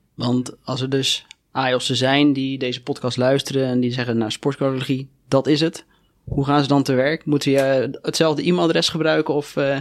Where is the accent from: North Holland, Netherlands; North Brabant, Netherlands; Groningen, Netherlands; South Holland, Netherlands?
South Holland, Netherlands; Rotterdam; als Rotterdammer